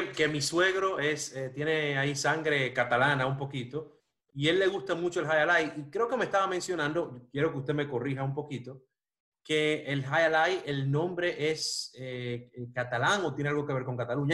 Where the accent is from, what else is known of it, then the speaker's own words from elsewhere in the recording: Dominican Republic; now in Miami, United States; yo me crié en República Dominicana